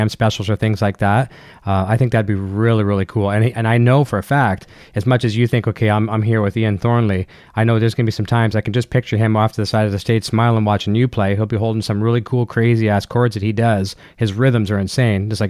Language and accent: English; Canada; I'm a Canadian